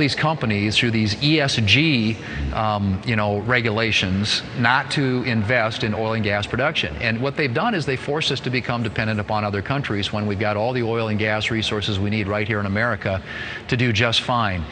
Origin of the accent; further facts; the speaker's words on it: South Dakota, United States; I was in my hometown for an old school reunion last weekend. It's on Interstate 90. It relies on travelers, basically, to keep the economy going, particularly this time of the year. People going to the Mount Rushmore and the Black Hills